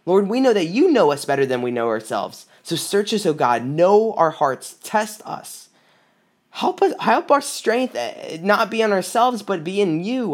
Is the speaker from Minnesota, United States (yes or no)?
no; South Carolina, United States; now in Michigan, United States; I'm from South Carolina. I moved up to Michigan in two thousand sixteen